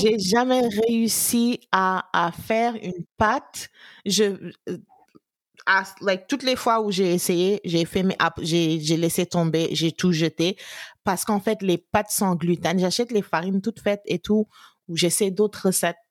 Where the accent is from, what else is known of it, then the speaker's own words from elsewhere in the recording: Gorée, Dakar, Senegal; j'ai grandi un peu à Gorée